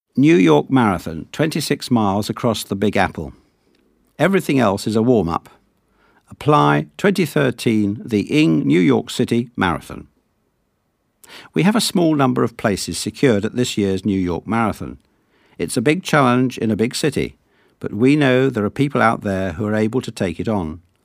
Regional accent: Sutton Coldfield, West Midlands, United Kingdom; Both of my parents are Greek Cypriot, though I was born in Sutton Coalfield, which, I am told, is the posh bit of Birmingham.

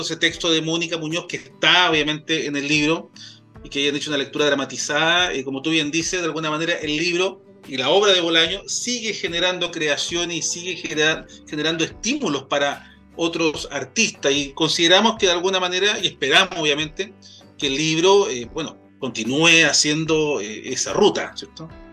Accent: Quilpué, Valparaíso, Chile; yo soy de, de Quilpué, nacido y, y criado como siempre digo, de, esa zona de la quinta región

